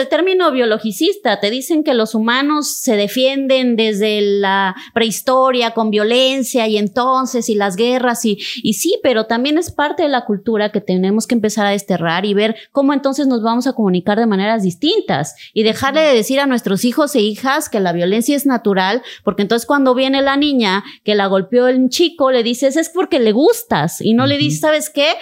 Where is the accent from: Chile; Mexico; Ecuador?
Mexico; Cintalapa, Chiapas; en mi pueblo amadísimo. Yo nací en Cintalapa